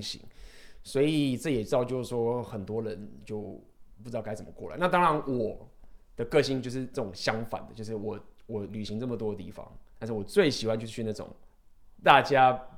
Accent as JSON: {"language": "Chinese", "country": "Taiwan", "said": "我们都是台湾人"}